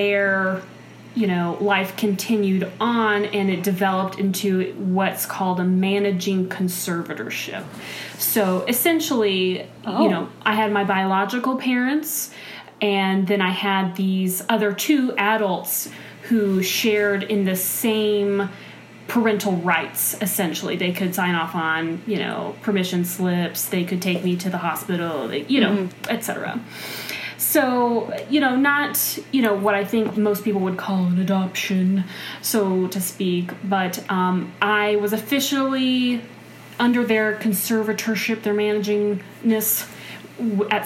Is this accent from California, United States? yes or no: no; Dallas, Texas, United States; now in Minnesota, United States; I was born in Texas, in the Dallas-Fort Worth Metro